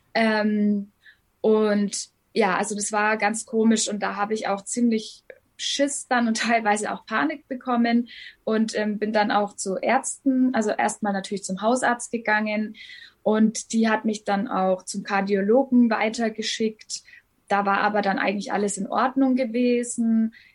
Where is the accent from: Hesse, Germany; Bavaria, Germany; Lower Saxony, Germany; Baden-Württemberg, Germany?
Bavaria, Germany; Hof; Ich komme aus Hof in Bayern ganz oben. An der Grenze zu Thüringen und Sachsen liegt es